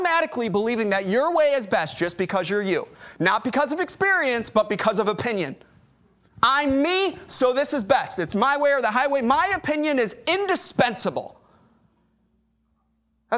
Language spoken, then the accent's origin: English; Chicago, Illinois, United States; moved away as an adult; now in Corpus Christi, United States; I'm from Chicago